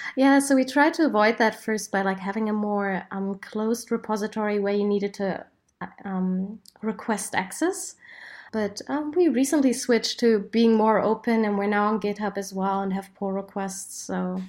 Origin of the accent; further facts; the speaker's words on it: Berlin, Germany; my hometown